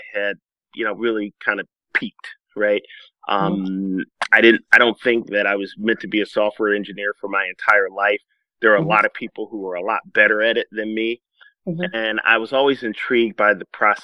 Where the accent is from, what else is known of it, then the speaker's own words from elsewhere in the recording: Milwaukee, Wisconsin, United States; moved away as an adult; I'm originally from Milwaukee. I grew up in the city